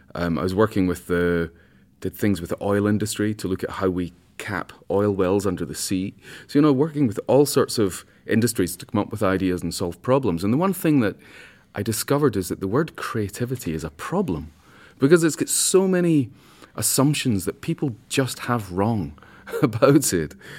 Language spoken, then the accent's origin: English; Scotland, United Kingdom; I'm a Scotsman